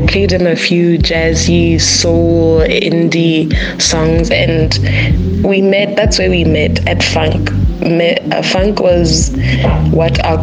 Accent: Botswana; we are from Botswana

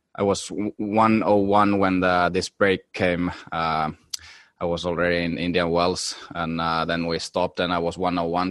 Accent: Finland; when you're from small country like Finland

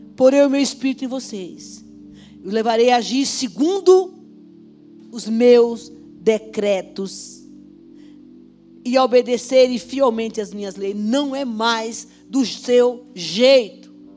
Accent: Caldeirão Grande, Brazil; moved away; Eu nasci em Caldeirão Grande

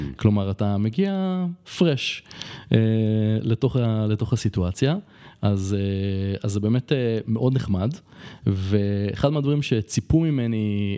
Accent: Israel; moved away as an adult; now in Colombia; בתור ישראלי

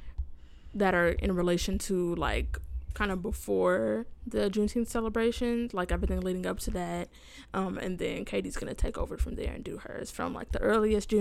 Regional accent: Canada; I'm Canadian

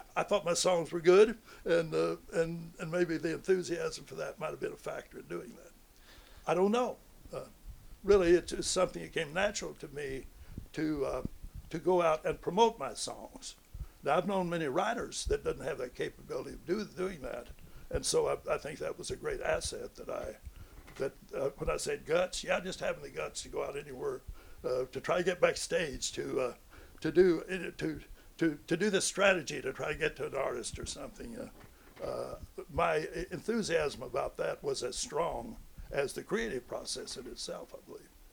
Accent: Romance, Missouri, United States; growing up in a rural area on a farm

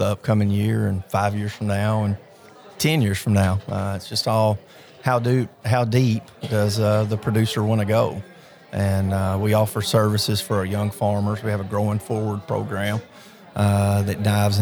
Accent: Henderson County, Tennessee, United States; I grew up in Henderson County on a small farm

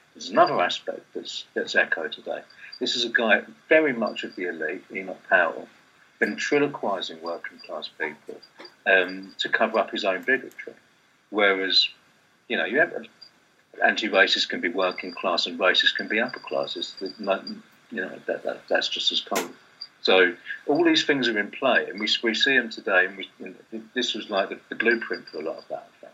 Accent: Kent, London borders, South East England, United Kingdom; I grew up in Britain in suburbs, Kent, London borders in the, in the '80s and early '90s

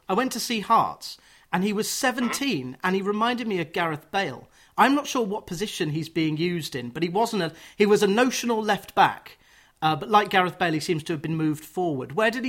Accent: Watford, East of England, United Kingdom; I'm from Watford.

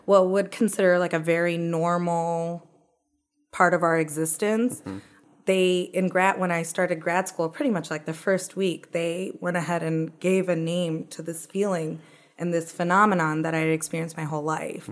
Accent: Owensboro, Kentucky, United States; We're both born and bred in Kentucky

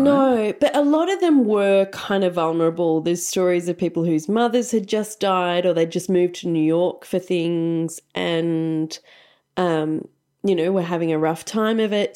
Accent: Australia; accent: broad Australian; my broad Australian accent

